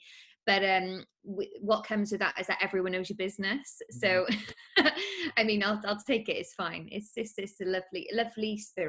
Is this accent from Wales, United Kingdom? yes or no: yes; Penarth, Wales, United Kingdom; I'm not from Penarth, but I kind of grew up there.